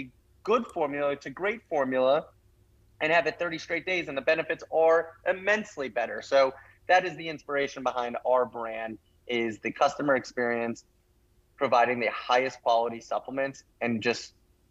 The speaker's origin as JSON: {"language": "English", "town": "Rye Brook", "region": "New York", "country": "United States", "tie": "born or raised there", "said": "my hometown, which is a very small town in Westchester, New York"}